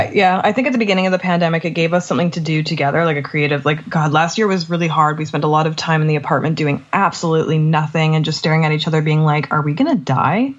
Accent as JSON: {"language": "English", "country": "Canada"}